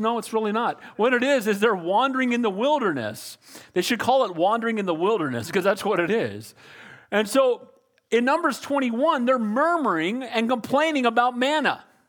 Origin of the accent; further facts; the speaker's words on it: United States; I'm a Christian far before I'm an American